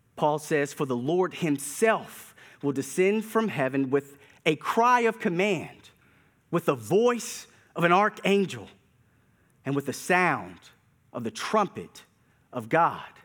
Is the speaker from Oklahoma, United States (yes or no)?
no; Durham, North Carolina, United States; As a kid growing up in Durham, North Carolina